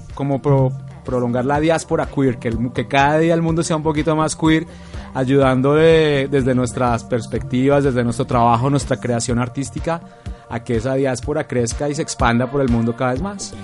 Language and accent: Spanish; Bogotá, Colombia; vengo de Bogotá.